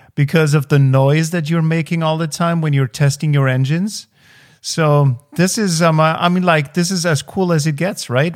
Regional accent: Austria; as an Austrian

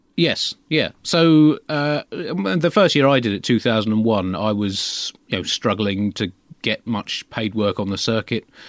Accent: United Kingdom; as a Brit growing up in the late twentieth century

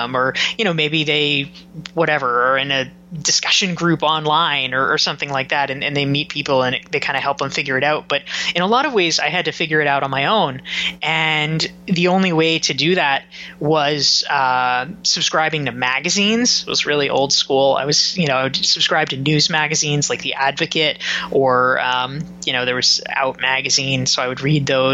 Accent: Pinehurst, North Carolina, United States; moved away; I grew up in Pinehurst, North Carolina, which is a very small

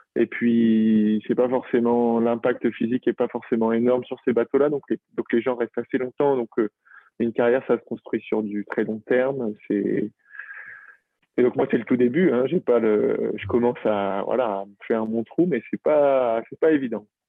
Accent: La Rochelle, Nouvelle-Aquitaine, France; now in Brittany, France; j'ai grandi à La Rochelle.

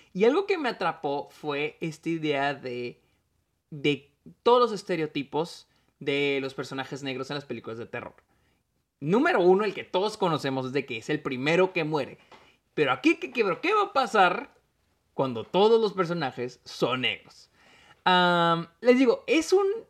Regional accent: Mexico; soy mexicano

